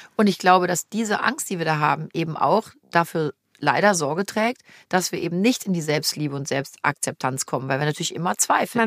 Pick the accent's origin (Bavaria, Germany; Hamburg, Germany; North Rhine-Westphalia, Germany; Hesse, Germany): North Rhine-Westphalia, Germany; Cologne; ich bin in Köln geboren, ich bin mit wirklich mit ganzem Herzen kölsches Mädchen